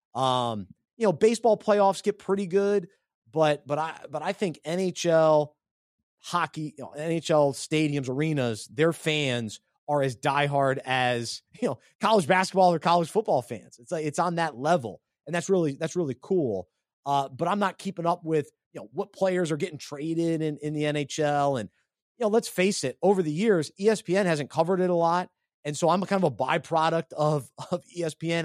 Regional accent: Charlotte, North Carolina, United States; born or raised there

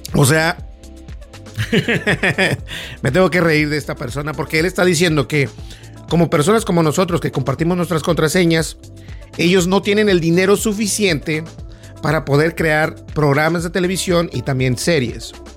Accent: Mexico; como los mexicanos decimos

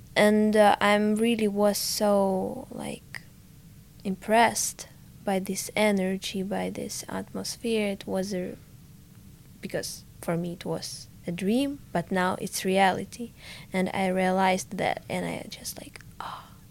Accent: Ukraine; English is a second language; moved away as an adult; now in Sweden; I so missed to my home, to my dad, to all my stuff because so I have so many memories from my childhood, from my hometown.

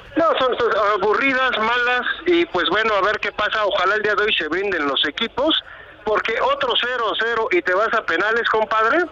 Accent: Mexico

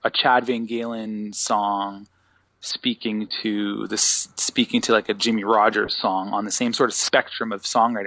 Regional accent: Sutton, Ontario, Canada; also born or lived in North York, Toronto / Guelph / Peterborough; I'm from Sutton, Ontario. So my family moved from Toronto when I was born in North York. And my family moved from Toronto when I was probably about 9 up to Sutton, Ontario.

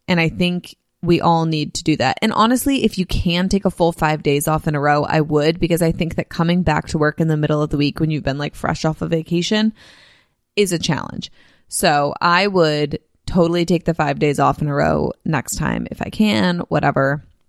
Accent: California, United States; also born or lived in Nashville, Tennessee; I grew up in California. I've lived in California for, uh, every year of my, for twenty-six years total of my life, 'cause I only lived in Tennessee and Nashville for four

